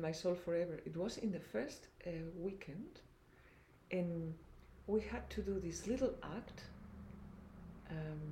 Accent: Madrid, Community of Madrid, Spain; English is a second language; moved away; also born or lived in Eindhoven; I'm from Madrid

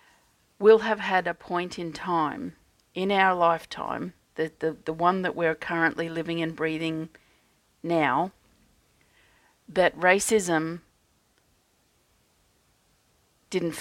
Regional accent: Australia; as an Australian energy healer

